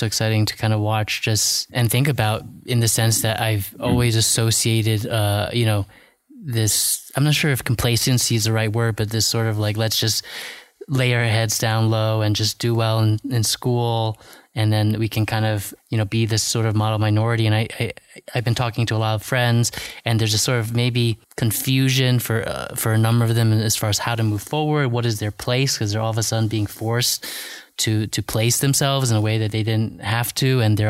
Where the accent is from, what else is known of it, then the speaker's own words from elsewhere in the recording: New Hampshire, United States; I grew up in New Hampshire, didn't see many Asians.